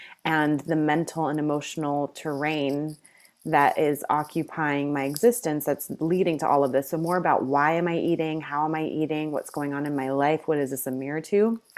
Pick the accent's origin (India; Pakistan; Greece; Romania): Greece; And I grew up in Greece for a number of years in my life, and a lot of the culture there is just, like, fresh food and delightful food and gathering over food.